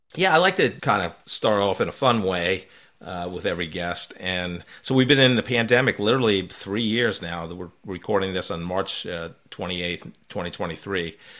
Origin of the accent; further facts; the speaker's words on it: New York, East Coast, United States; also born or lived in Belmar, New Jersey; I grew up in the East Coast, uh, New York, New Jersey area